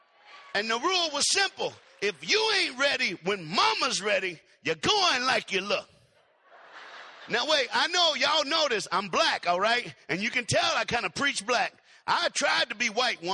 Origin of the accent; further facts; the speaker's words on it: Knoxville, Tennessee, United States; I was born in Knoxville, Tennessee